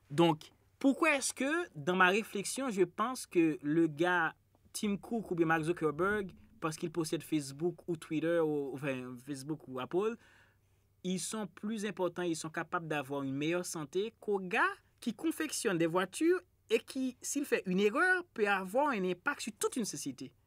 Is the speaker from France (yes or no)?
no; Haiti